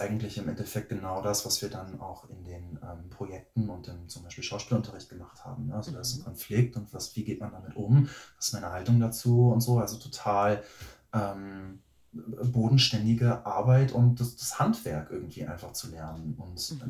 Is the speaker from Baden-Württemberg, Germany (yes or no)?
no; near Bielefeld, North Rhine-Westphalia, Germany; moved away as an adult; also born or lived in Berlin; ich komme aus der Nähe von Bielefeld